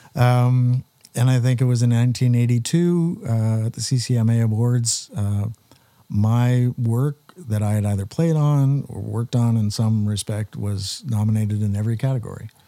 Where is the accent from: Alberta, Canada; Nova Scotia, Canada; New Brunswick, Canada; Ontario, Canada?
Ontario, Canada; Wallaceburg; as a kid growing up in Wallaceburg